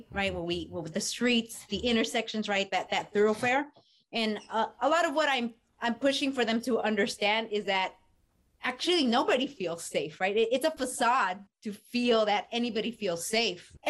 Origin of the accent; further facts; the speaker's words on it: Los Angeles, California, United States; I was born and raised in Echo Park